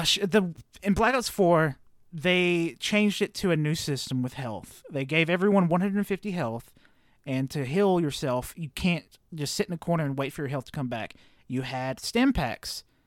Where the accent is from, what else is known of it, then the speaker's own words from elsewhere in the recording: the South, United States; Growing up in the South